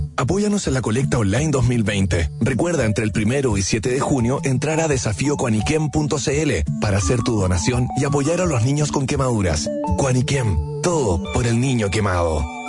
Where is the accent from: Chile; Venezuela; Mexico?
Chile; Los Andes, Valparaíso; also born or lived in San Felipe, Chile / Santiago, Chile; Yo nací en San Felipe, aunque siempre digo que soy de los Andes